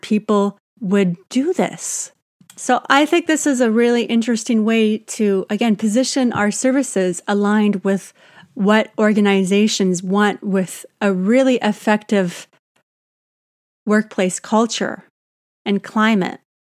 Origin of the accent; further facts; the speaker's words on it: Canada; I'm Canadian